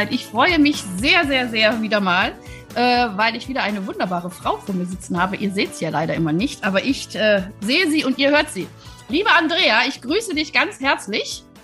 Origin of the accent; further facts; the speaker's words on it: Wuppertal, North Rhine-Westphalia, Germany; ich komme ja aus Wuppertal, deswegen ich liebe alles, was aus dem Rheinland ist.